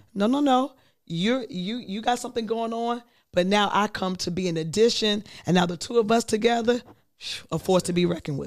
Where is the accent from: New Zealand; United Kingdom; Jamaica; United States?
United States; Virginia; moved away as an adult; I am from Virginia